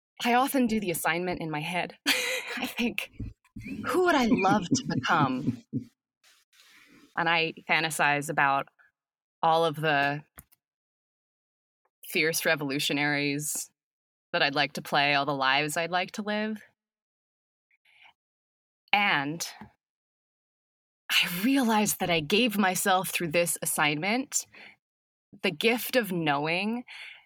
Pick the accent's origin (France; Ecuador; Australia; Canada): Canada; now in Los Angeles, United States; as a Canadian